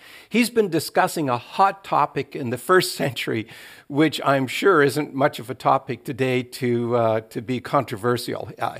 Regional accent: Atlantic Canada, Canada; When I was growing up on the East Coast of Canada, it was about whether or not women, Christian women, should wear makeup or dye their hair

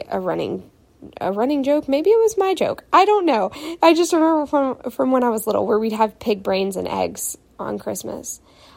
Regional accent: the South, United States; growing up in the South

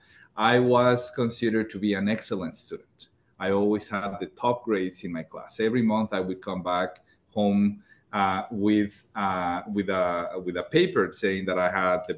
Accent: Mexico; moved away as an adult; in the most remote parts of my home country, Mexico. And then when I moved north

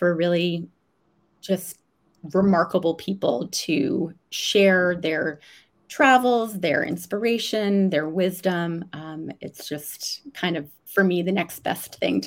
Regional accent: Vermont, United States; moved away as an adult; also born or lived in Washington, D.C. / Australia; I am from Vermont, born and raised, and grew up there

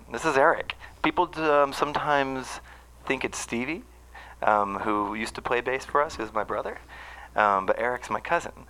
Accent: San Jose, California, United States; I was born in San Jose.

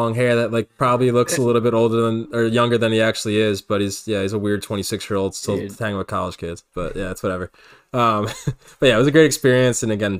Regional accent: Philadelphia, Pennsylvania, United States; we're from Philly.

